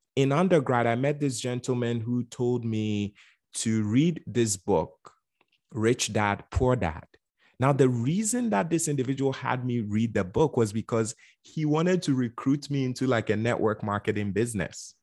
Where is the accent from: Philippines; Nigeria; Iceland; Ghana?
Ghana; also born or lived in Bronx, New York; now in United States; I was born and raised in Ghana, West Africa